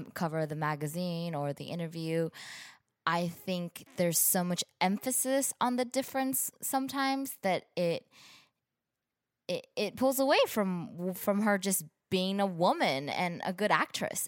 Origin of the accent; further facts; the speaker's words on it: San Gabriel Valley, California, United States; also born or lived in Brazil; I grew up in the San Gabriel Valley, which is a predominantly Asian community